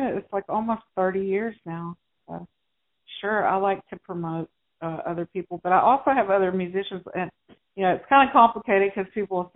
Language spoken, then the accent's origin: English; Arkansas, United States; I was born and raised in Arkansas and live over there still